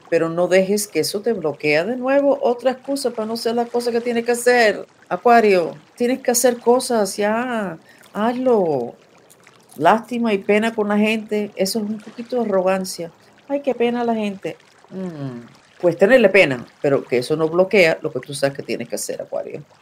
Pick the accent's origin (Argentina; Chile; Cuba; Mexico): Cuba; soy cubana, especialista en todas las habilidades psíquicas muy desarrollado